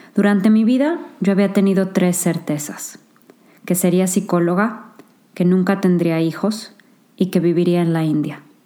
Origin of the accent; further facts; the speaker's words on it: San Luis Potosí, Mexico; moved away as an adult; also born or lived in Monterrey, Mexico / Singapore; now in England; Nací en San Luis Potosí, México